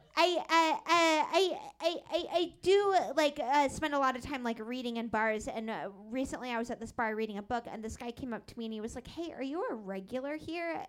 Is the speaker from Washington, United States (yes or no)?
yes; Seattle, Washington, United States; I grew up in Seattle